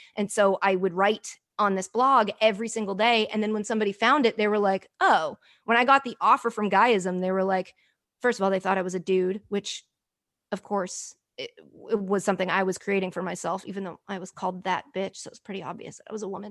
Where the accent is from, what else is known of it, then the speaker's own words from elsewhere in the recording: United States; also born or lived in Sydney, Australia; I'm American